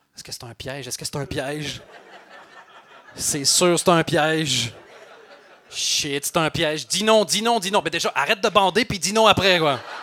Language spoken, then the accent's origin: French; Belgium; je suis belge